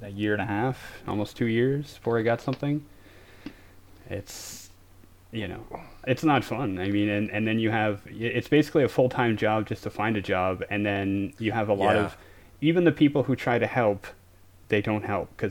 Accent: Canada; I'm from Canada

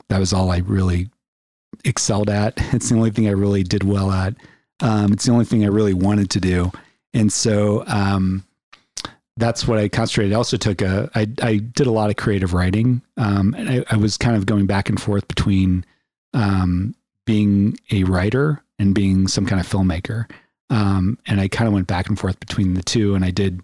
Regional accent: Philadelphia, Pennsylvania, United States; moved away as an adult; also born or lived in New York / Long Island; now in Colorado, United States; I grew up in Philadelphia, and it was a really great place to grow

